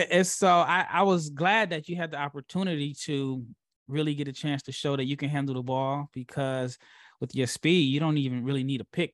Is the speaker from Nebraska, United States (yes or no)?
yes; Nebraska, United States; I'm from Nebraska